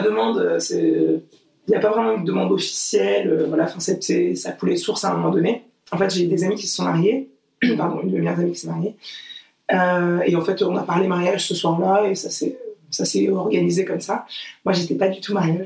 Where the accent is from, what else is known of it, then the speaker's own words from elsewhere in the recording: Portugal; moi je suis portugaise